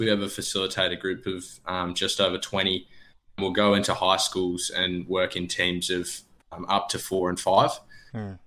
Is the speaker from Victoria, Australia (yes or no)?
yes; Bridgewater, Victoria, Australia; moved away as an adult; also born or lived in Bendigo, Australia; now in Melbourne, Australia; I grew up in Bridgewater, which is about 40 k's north of Bendigo. Went to school in Bendigo